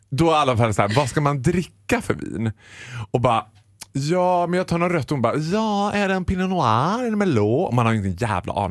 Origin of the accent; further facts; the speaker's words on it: Borlänge, Dalarna County, Sweden; Nej, så alltså, här du vet, jag är från Borlänge, vin är vin.